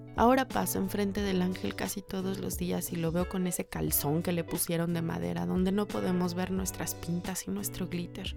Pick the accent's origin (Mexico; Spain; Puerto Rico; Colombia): Mexico